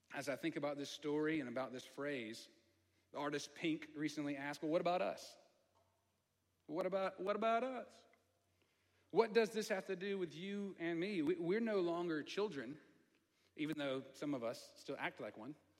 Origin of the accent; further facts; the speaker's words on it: the South, United States; accent: southern; I get a little country, my, my southern accent comes out a little bit